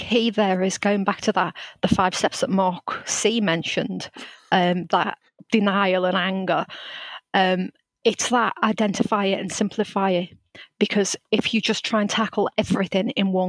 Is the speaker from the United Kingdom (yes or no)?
yes; Liverpool, North West England, United Kingdom; introduce myself as a Scouser.